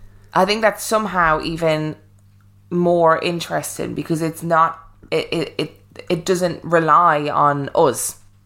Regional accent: New Mexico, United States; I wanted to share my perspectives as an Anglo growing up in a very native social landscape. I grew up in New Mexico, Navajo, Hopi, Apache, and many other Pueblo and Native nations reside there.

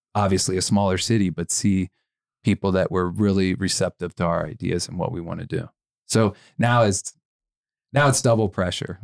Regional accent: Cincinnati, Ohio, United States; now in Las Vegas, United States; I grew up in Cincinnati

